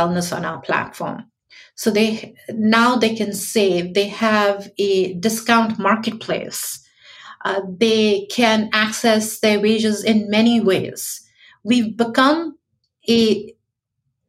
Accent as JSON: {"language": "English", "town": "New York City", "region": "New York", "country": "United States", "said": "I'm from New York"}